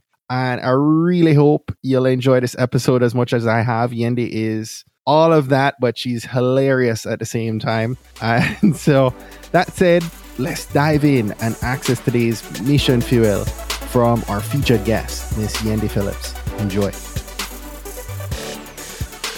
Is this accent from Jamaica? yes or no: yes; Jamaica; we were both born and raised in Jamaica